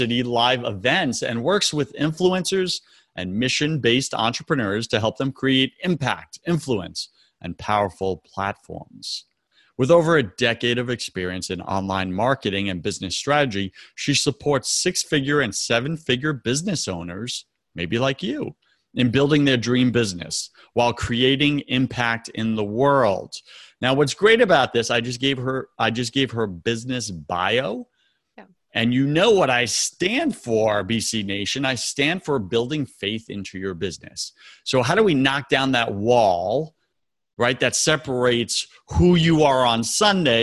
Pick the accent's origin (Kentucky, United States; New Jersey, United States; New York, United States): New York, United States; now in Tampa, United States; I'm from New York